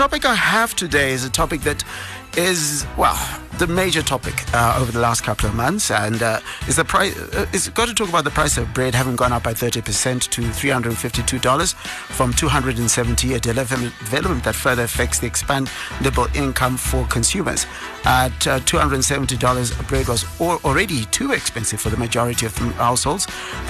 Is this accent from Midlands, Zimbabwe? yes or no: no; Bulawayo, Zimbabwe; now in Harare, Zimbabwe; In Bulawayo, where my hometown is, 106.7.